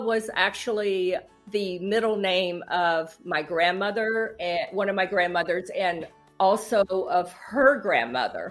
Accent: Asheboro, North Carolina, United States; now in Cincinnati, United States; I am a North Carolina native. I grew up in Asheboro, North Carolina.

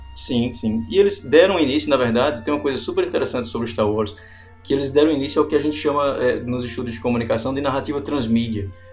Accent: Campina Grande, Paraíba, Brazil; nós somos de Campina Grande, né, na Paraíba

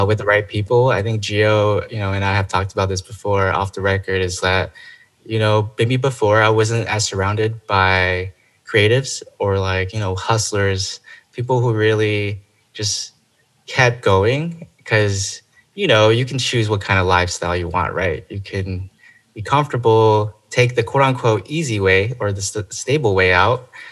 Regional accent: Chino Hills, California, United States; moved away as an adult; now in Los Angeles, United States; I originally am from, you know, it's called the Inland Empire. It's Chino Hills.

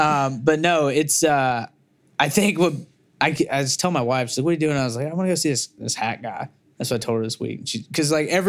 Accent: Mississippi River Delta, United States; cause I come from hustlers, dirt, you know, just devious people. Like we're near the from the Mississippi River Delta bottoms.

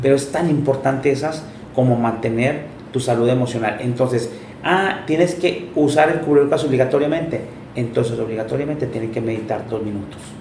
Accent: Monterrey, Nuevo León, Mexico; also born or lived in Japan; La gente que somos de Monterrey

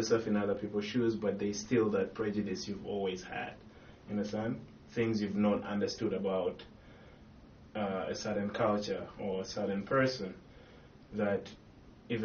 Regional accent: Uganda; moved away; I'm from Uganda

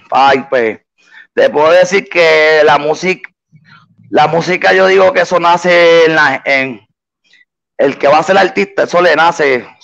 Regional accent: Puerto Rico; also born or lived in Boston, United States; Yo me nací en Puerto Rico y a mis dos años, pues mi mamá decidió mudarse para para Boston. Allá estuve hasta los 11 y después a los 11 me vine para acá, para PR, para, mi isla del encanto

